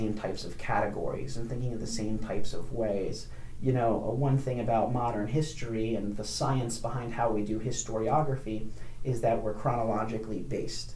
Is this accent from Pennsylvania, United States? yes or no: yes; Upper Darby, Pennsylvania, United States; I grew up in Upper Darby, right outside of Philadelphia